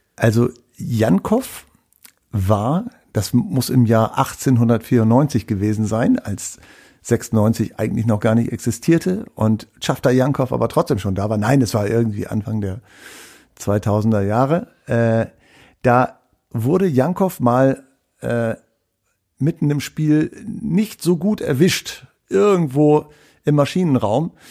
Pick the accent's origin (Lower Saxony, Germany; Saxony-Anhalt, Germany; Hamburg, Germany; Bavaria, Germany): Lower Saxony, Germany; East Frisia, Wittmund district; da, wo ich herkomme, kommt nämlich auch Healing Hans her